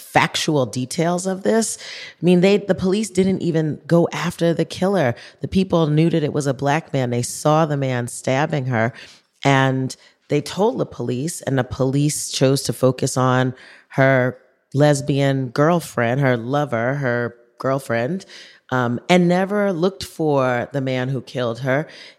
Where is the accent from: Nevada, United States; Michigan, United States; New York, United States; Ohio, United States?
New York, United States; moved away; I lived in New York. I grew up in New York.